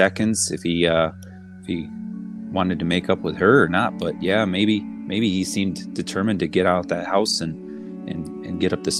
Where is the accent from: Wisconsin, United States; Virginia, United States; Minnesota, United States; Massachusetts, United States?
Wisconsin, United States; moved away; Oh yeah, I'm a transplant up here. I came from Wisconsin. My parents came over to the dark side.